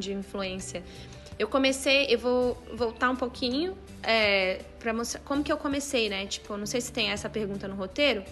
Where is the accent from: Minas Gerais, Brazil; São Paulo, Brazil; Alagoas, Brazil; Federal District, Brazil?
Federal District, Brazil; Brasília; sou de Brasília, é uma cidade que é muito direcionada ao serviço público